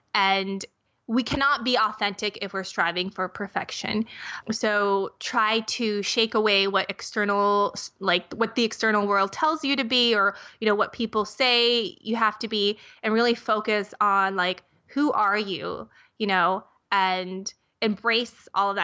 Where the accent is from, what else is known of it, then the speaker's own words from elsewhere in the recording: Minnesota, United States; I grew up in Minnesota